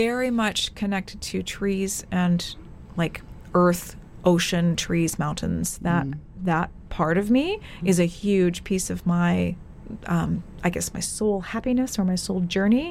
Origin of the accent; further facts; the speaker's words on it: Western Canada, Canada; also born or lived in England / Abu Dhabi, UAE / Dubai, UAE; When I got to England, I was like, oh, I'm very much Canadian.